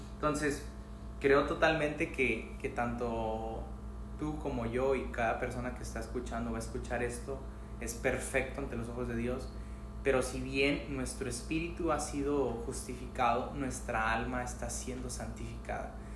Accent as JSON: {"language": "Spanish", "country": "Mexico", "tie": "born or raised there", "said": "Soy mexicano y es como... Yo nací, crecí en México, hasta lo que yo sé"}